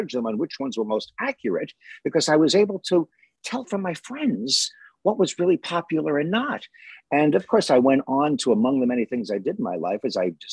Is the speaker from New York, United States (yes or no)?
yes; Long Island, New York, United States; also born or lived in Brooklyn / Queens; I grew up in the New York metropolitan area. I was born in Brooklyn, lived a little bit in Queens, then grew up on Long Island as a kid